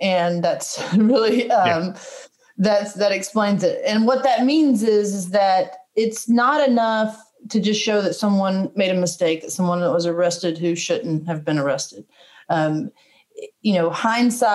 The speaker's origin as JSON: {"language": "English", "town": "Powder Springs", "region": "Georgia", "country": "United States", "tie": "born or raised there", "also_born_or_lived": "Marietta, Georgia", "said": "I'm from Marietta, from Powder Springs. Every relative I have is within a 25 mile radius"}